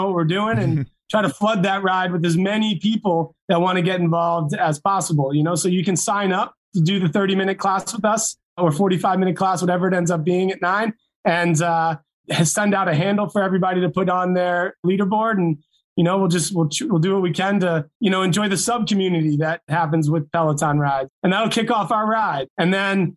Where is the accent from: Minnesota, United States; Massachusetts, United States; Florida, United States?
Massachusetts, United States; Growing up in Massachusetts